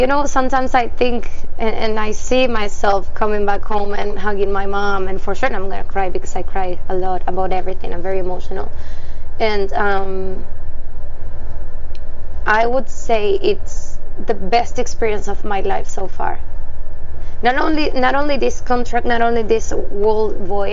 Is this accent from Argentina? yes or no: yes; Córdoba, Argentina; moved away as an adult; I'm from Argentina, so coming from South America